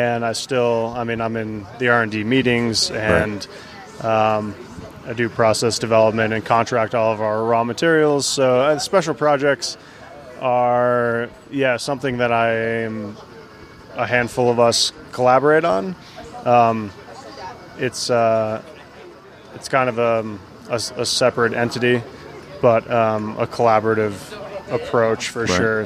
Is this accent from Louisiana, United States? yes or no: no; Vermont, United States; now in Boulder, United States; I grew up in Vermont